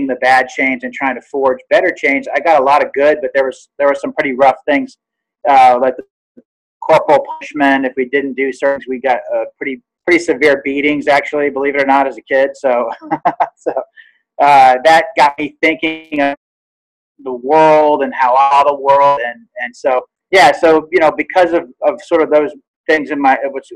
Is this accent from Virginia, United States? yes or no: no; Texas, United States; I'm from Texas.